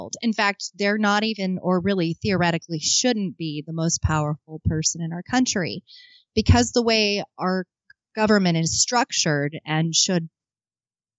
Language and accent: English; Arizona, United States; also born or lived in Lockport, New York; I am from Arizona